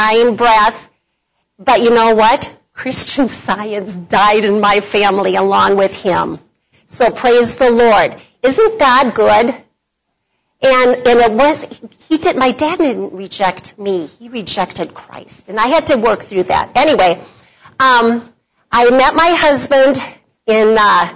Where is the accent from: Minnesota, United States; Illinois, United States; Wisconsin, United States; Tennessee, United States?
Minnesota, United States; Bloomington; I was from Bloomington, Minnesota, so I was a suburbanite girl